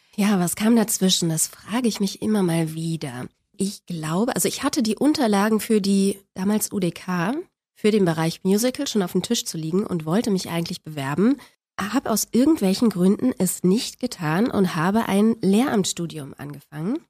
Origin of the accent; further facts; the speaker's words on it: Berlin, Germany; Ich bin in Spandau auf die Welt gekommen und da bin ich auch groß geworden.